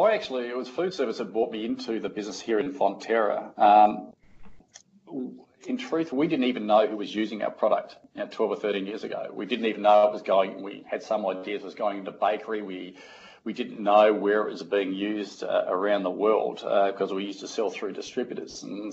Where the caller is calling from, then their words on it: Singapore; I'm back in Singapore, so I've sort of been around the world just recently, so my role's global, but today I'm calling from Singapore.